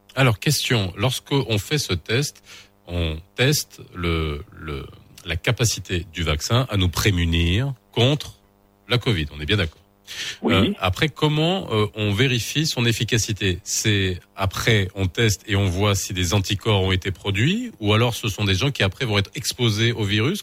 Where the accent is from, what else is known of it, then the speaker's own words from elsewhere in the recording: Morocco; chez nous au Maroc